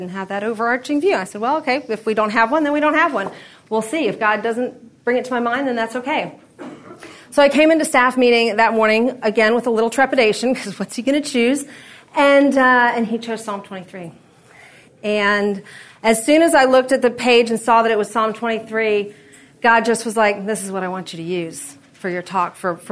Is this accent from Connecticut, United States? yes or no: no; Florida, United States; now in Middle Tennessee, United States; I'm from Florida